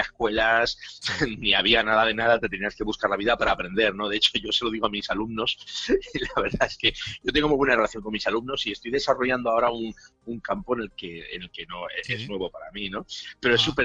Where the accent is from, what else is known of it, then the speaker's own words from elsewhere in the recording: Bilbao, Basque Country, Spain; yo soy de Bilbao, eh, originalmente de Bilbao, me he movido mucho por España. Eh, originalmente soy de Bilbao, tengo toda la familia de Bilbao.